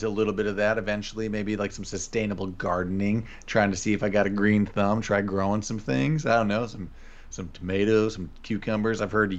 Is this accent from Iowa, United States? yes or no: yes; Iowa, United States; I am a pop person because I am from Iowa. We're not soda people. We aren't Coke people. We're pop people.